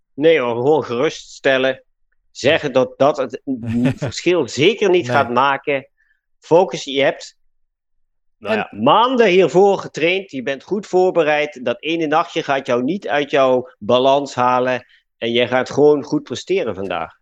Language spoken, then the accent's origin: Dutch; Limburg, Netherlands; accent: soft G; moved away as an adult; also born or lived in Utrecht; waar ik vandaan kom. En dat is Limburg. Dus daar heb je de zachte G al.